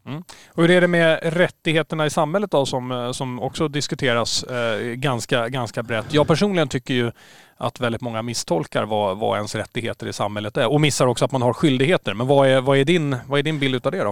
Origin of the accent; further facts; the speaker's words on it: Stockholm, Stockholm County, Sweden; now in Åland, Finland; jag är ju från Stockholm